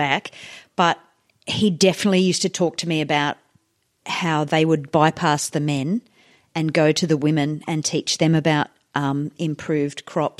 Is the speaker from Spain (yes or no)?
no; India; now in Australia; when I grew up in India in the 70s